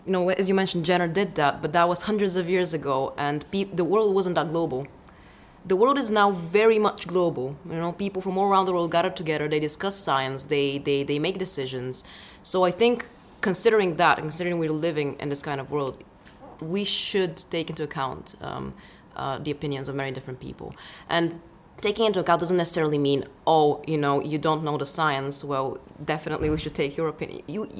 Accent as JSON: {"language": "English", "country": "Bulgaria", "moved": "yes", "lives_now": "London, United Kingdom", "said": "I'm originally from Bulgaria, study cell biology at University College London."}